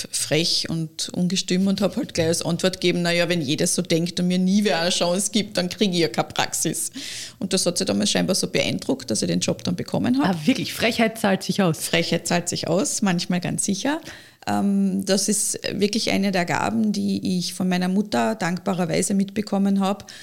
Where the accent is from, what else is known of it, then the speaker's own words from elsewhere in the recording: Lower Austria, Austria; ich bin ja keine gebürtige Kärntnerin, ich bin ja in mhm. Niederösterreich geboren